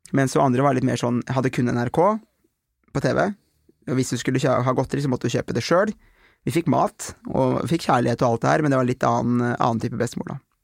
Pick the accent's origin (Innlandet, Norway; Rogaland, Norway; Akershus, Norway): Akershus, Norway; Aurskog; Jeg var hjemme i Aurskog